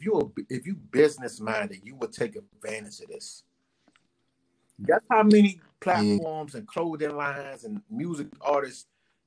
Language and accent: English; Baltimore, Maryland, United States; I ain't from D.C. I ain't from Maryland. I ain't from D.C. I ain't from Virginia. I'm from Baltimore.